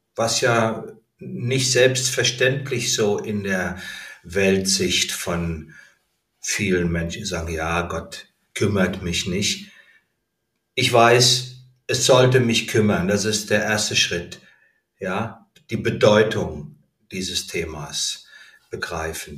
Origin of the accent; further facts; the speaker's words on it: Heidesheim, Rhineland-Palatinate, Germany; moved away as an adult; also born or lived in Berlin; sobald ich mein Abitur habe, ziehe ich aus dem Elternhaus aus. Ich bin von Heidesheim nach Berlin gezogen